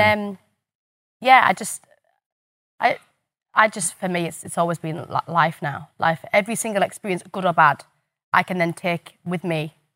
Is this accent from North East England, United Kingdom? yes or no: yes; the North East, North East England, United Kingdom; I'm from the Northeast and I'm on telly